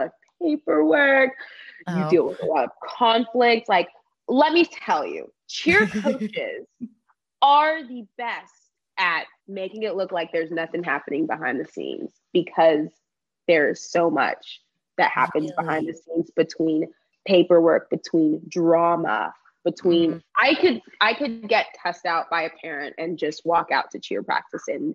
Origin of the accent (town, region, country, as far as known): Texas, United States; accent: country